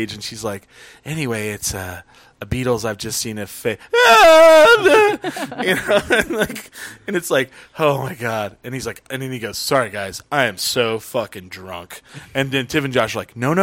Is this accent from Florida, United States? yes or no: no; Albuquerque, New Mexico, United States; I was from Albuquerque